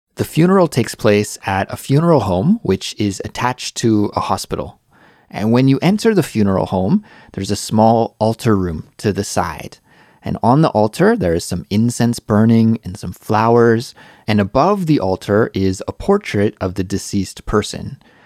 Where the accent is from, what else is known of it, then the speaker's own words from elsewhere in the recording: Canada; moved away as an adult; now in South Korea; I'm Canadian